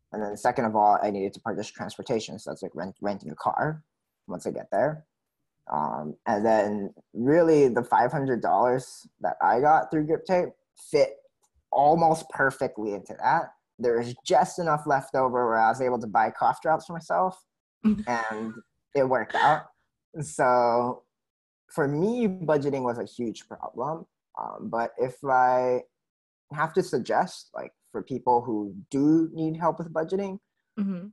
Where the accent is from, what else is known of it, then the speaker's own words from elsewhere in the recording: Oahu, Hawaii, United States; And then growing up on Oahu